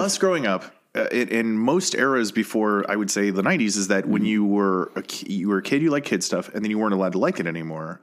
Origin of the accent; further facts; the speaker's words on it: Colorado, United States; moved away as an adult; now in Los Angeles, United States; I have lived in Colorado growing up, and then I moved